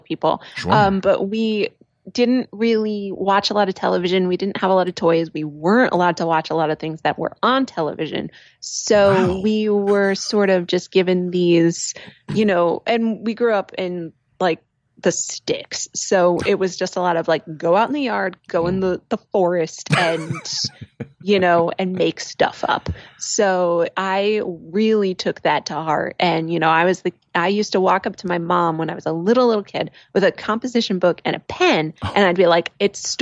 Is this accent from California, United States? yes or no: no; Connecticut, United States; moved away; I'm from Connecticut. Yeah. I am a very demure Yankee lady.